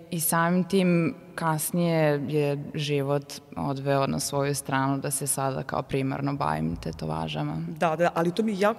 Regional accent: Sombor, Vojvodina, Serbia; moved away as an adult; now in Novi Sad, Serbia; rođena sam u Somboru i ponosna sam na to, mnogo volim Sombor, pogotovo leti

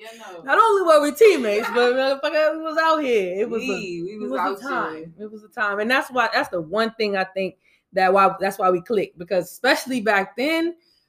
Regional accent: Atlanta, Georgia, United States; I'm from here. I'm from Atlanta, nigga.

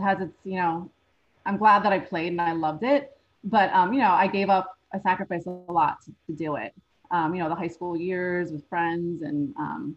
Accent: New Jersey, United States; I'm from New Jersey

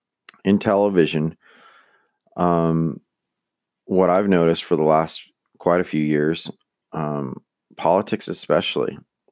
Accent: United States; I'm Mexican American.

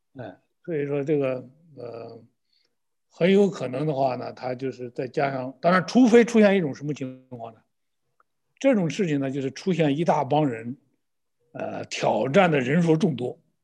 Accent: China; 用我们中国的一句土话

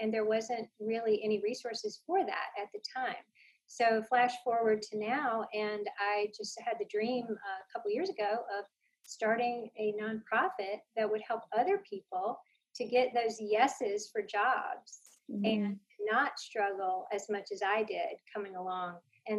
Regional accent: Cary, North Carolina, United States; I grew up in Cary, North Carolina. It's my hometown.

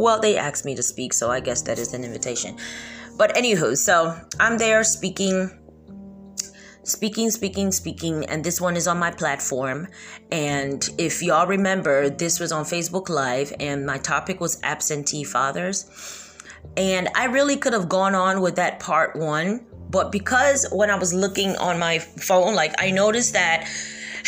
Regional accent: United States; also born or lived in Kentucky; I was born and raised in America

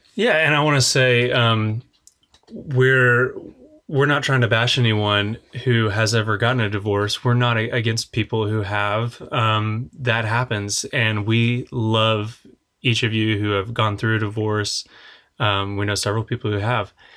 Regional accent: Oklahoma, United States

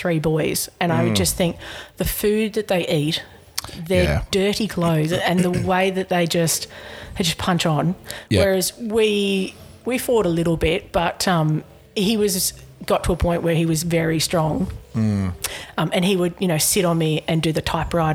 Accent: Camden, New South Wales, Australia; I grew up in Camden

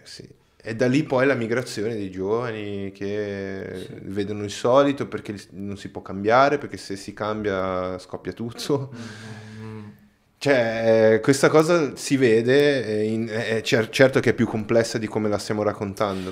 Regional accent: Brazil; now in Italy; io, non sono italiano, sono, sono brasiliano

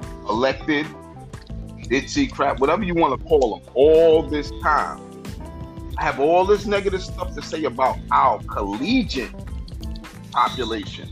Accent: New York City, New York, United States; also born or lived in Brooklyn, New York; I'm from Harlem originally

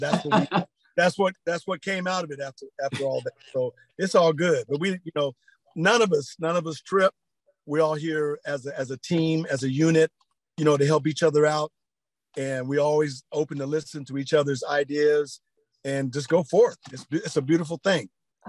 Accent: Sacramento, California, United States; moved away as an adult; also born or lived in New Zealand / Australia; I'm originally from Sacramento, California, born and raised in Sacramento, California, via New Zealand and Australia, because I left out a year when I in high school.

